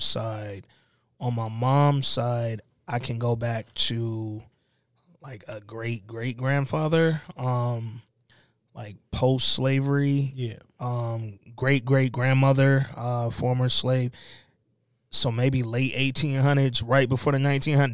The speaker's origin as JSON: {"language": "English", "town": "Detroit", "region": "Michigan", "country": "United States", "tie": "born or raised there", "also_born_or_lived": "Birmingham / Atlanta", "moved": "yes", "said": "I was born in Birmingham. Detroit raised me, but Atlanta made me"}